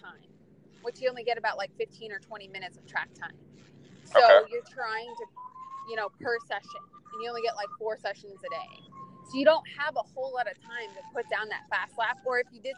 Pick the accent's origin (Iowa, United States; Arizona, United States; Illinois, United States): Arizona, United States; Phoenix; I'm from Phoenix, Arizona, and I'm a time attack driver